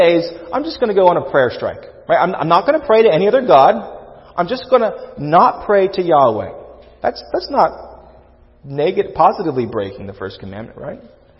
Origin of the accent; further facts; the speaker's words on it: United States; as American Christians